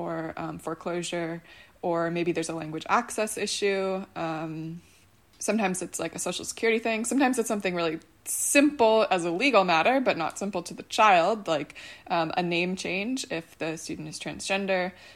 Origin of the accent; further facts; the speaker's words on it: Buffalo, New York, United States; moved away; both of whom are back in my hometown of Buffalo